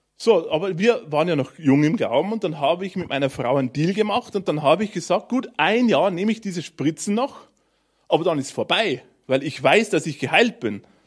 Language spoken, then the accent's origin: German; Bavarian Forest, Germany; drunten bei uns im Bayerischen Wald